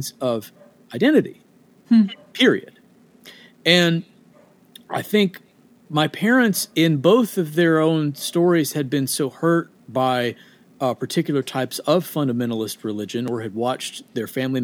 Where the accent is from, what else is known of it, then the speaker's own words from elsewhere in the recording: Boonville, Indiana, United States; moved away as an adult; also born or lived in Evansville, Indiana; now in Nashville, United States; Raised in a small town just outside of Evansville, Indiana, called Boonville, Indiana.